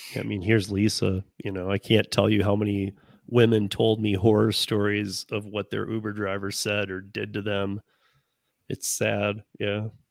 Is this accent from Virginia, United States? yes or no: no; Michigan, United States; I grew up in Michigan